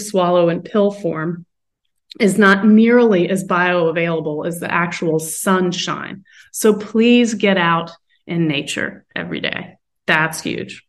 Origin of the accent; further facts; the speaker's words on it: North Carolina, United States; moved away; also born or lived in West Coast; when I grew up in North Carolina